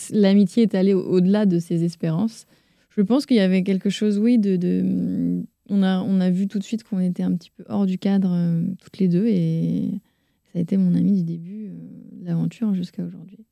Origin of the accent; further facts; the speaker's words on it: Caen, Normandy, France; also born or lived in Rennes; née à Rennes, en Ille-et-Vilaine, dans le 35, mais j'y ai passé qu'un an. Ma mère faisait euh, ses études de dentaire là-bas, mais euh, après mes parents se sont installés à Caen, en Normandie. Je suis normande